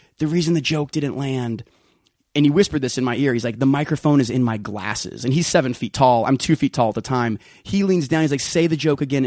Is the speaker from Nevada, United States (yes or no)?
yes; Las Vegas, Nevada, United States; I grew up in Vegas, Las Vegas, not Carlsbad, Vegas